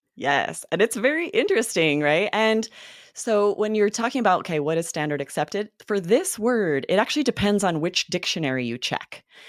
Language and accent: English; the Northwest, Pacific Northwest, United States; I grew up in the Northwest